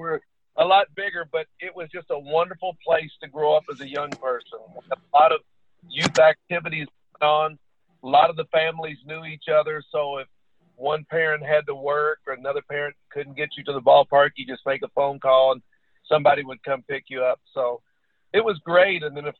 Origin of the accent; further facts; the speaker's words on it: Kentucky, United States; I love Kentucky and having the opportunity to travel to several places. And this was always my home.